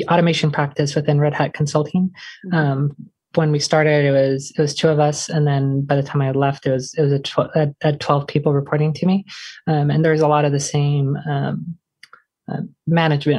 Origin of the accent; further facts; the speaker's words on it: Portland, Oregon, United States; growing up in Portland